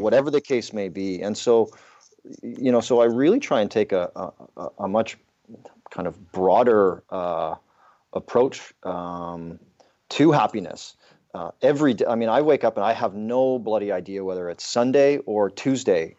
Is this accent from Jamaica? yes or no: no; southern Alberta, Canada; I grew up in the Canadian, uh, prairies in southern Alberta